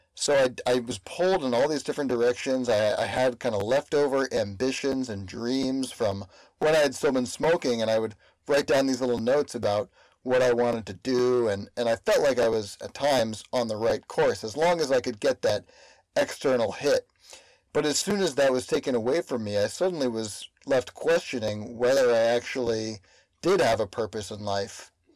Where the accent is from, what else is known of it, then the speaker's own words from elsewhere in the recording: Berkeley, California, United States; also born or lived in East Coast; my hometown of Berkeley